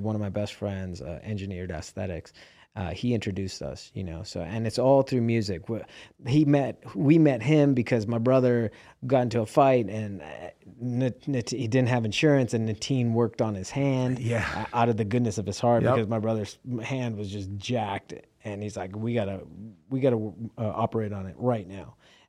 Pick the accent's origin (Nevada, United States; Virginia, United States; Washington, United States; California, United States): Nevada, United States; Las Vegas; born or raised there